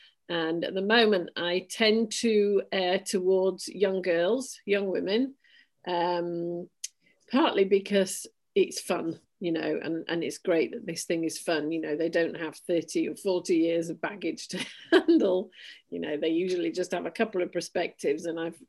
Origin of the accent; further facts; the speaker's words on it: Yorkshire and the Humber, United Kingdom; born there; I was born in Yorkshire in 1962 to a miner and a science teacher.